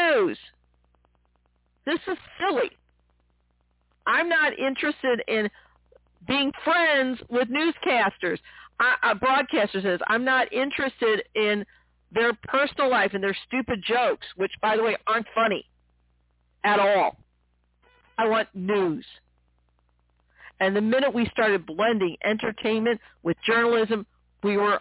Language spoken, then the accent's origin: English; St. Louis, Missouri, United States; here in my hometown of St. Louis